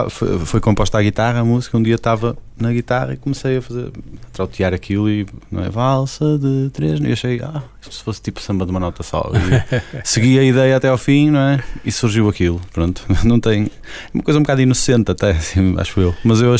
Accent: Portugal; Apesar de tudo, sou português

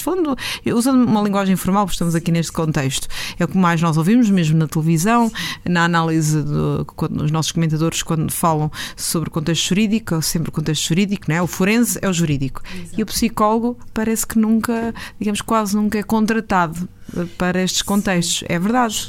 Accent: Aveiro District, Portugal; da minha terra, Aveiro

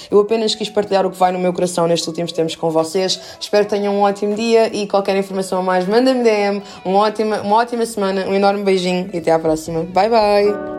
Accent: Lisbon, Portugal; also born or lived in Minas Gerais, Brazil; eu vim para Portugal com 3 anos de idade

